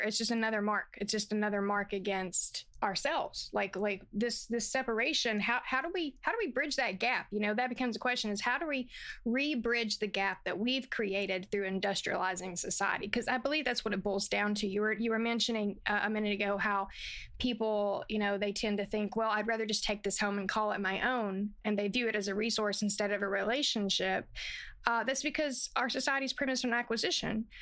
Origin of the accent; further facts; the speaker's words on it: the South, United States; I'm from the South